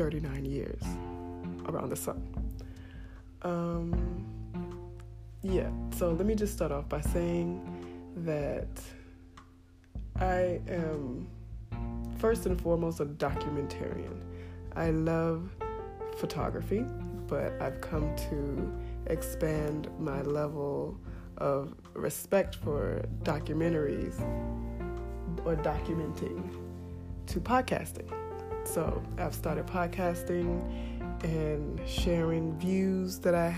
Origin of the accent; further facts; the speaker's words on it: United States; moved away as an adult; I am from North America, the United States